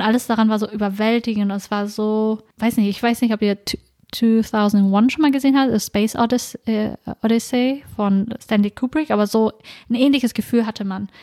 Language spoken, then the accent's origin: German; Norden, Lower Saxony, Germany; ich komme aus Norden, mhm. einer kleinen Stadt in Ostfriesland